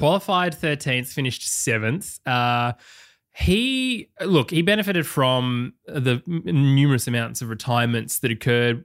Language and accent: English; Australia; as an Australian